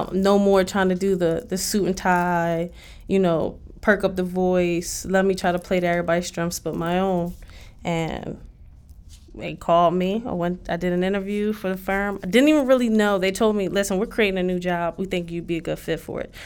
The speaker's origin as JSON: {"language": "English", "town": "Philadelphia", "region": "Pennsylvania", "country": "United States", "tie": "born or raised there", "said": "I grew up on the side that they call seventy-eighth Street"}